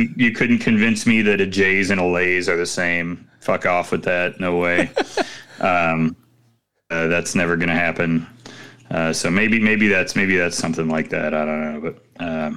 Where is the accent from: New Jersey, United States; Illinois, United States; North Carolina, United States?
Illinois, United States; Chicago; As a Chicagoan